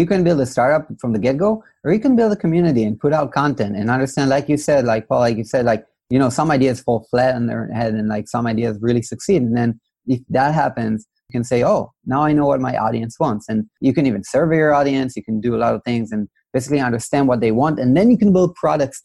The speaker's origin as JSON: {"language": "English", "country": "Israel", "said": "I come from Israel"}